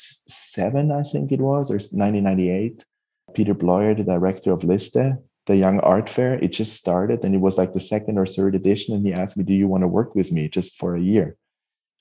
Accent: Switzerland; moved away as an adult; also born or lived in Basel / Hamburg; now in California, United States; growing up in Switzerland, I had to move to California

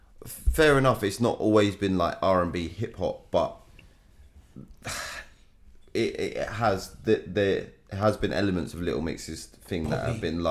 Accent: England, United Kingdom

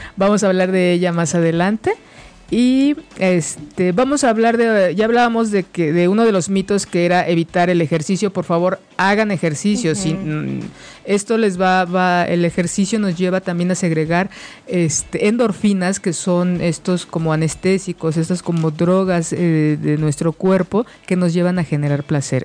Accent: Mexico; la cultura que, tenemos como mexicanos

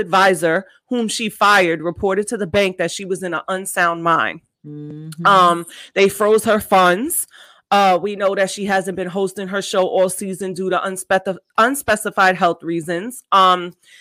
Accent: New York, United States; I grew up born and raised in New York.

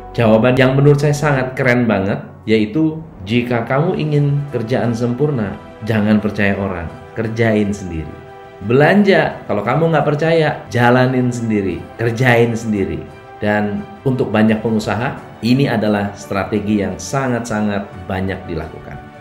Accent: Bogor, West Java, Indonesia; moved away; Setiap kali saya pulang ke Bogor, saya selalu senang, bahagia, bukan karena itu adalah tanah kelahiran saya

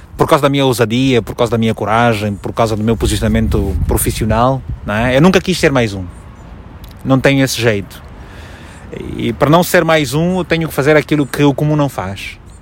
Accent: Malanje, Angola; moved away as an adult; also born or lived in Luanda; now in Portugal; eu nasci em Malange há 38 anos

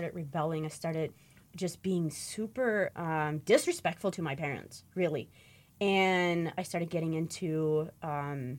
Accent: Michigan, United States; I grew up in the Amish in an Amish community in Michigan

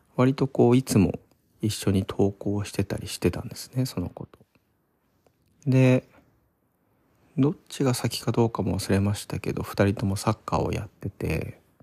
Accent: Odawara, Kanagawa, Japan; moved away as an adult; also born or lived in Tsukuba, Ibaraki / Fukuoka; now in Tokyo, Japan; 地元はそう神奈川の小田原っていうところなんですけど

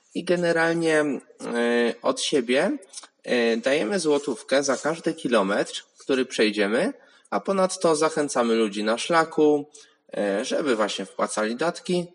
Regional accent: Łódź, Łódź Voivodeship, Poland; jestem z Łodzi

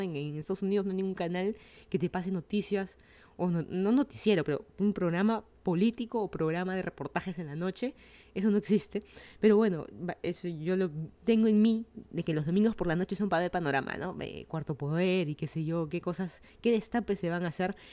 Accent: Lima, Peru; moved away as an adult; now in Miami, United States; Yo soy de Lima, Perú.

